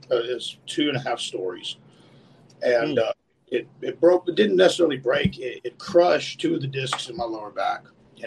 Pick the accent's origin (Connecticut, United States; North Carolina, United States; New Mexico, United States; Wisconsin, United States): New Mexico, United States; I was born and raised in New Mexico